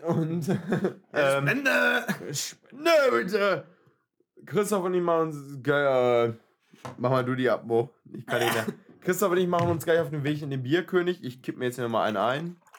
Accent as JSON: {"language": "German", "country": "Germany", "said": "Ich bin Deutscher"}